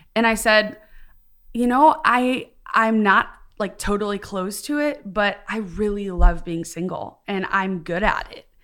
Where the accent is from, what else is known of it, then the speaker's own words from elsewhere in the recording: Midwest, United States; also born or lived in East Coast; now in the South, United States; I grew up in the Midwest, then lived ten years on the East Coast, and then moved to the South